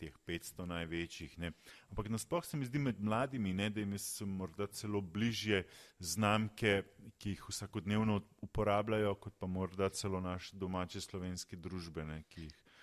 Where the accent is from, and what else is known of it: Slovenia